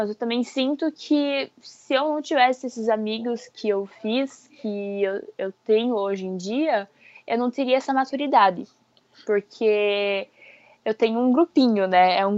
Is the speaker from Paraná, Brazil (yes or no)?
yes; Francisco Beltrão, Paraná, Brazil; now in Brusque, Brazil; Não, fica lá no interior do Paraná. É uma cidade pequena.